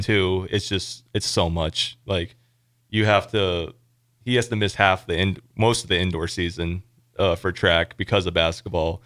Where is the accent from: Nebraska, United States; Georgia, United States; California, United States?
Nebraska, United States; Elkhorn; I'm from Elkhorn, Nebraska, um, for people who don't know, it's a suburb of Omaha